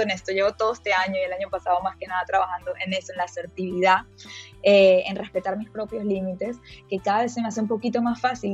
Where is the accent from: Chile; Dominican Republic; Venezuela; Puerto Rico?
Venezuela; moved away as an adult; also born or lived in Miami, United States; now in United States; yo me fui cuando tenía 19 años de Venezuela